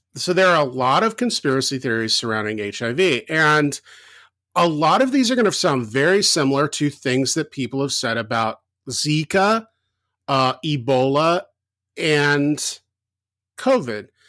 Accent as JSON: {"language": "English", "region": "the South", "country": "United States", "tie": "born or raised there", "moved": "yes", "said": "when I grew up in the South"}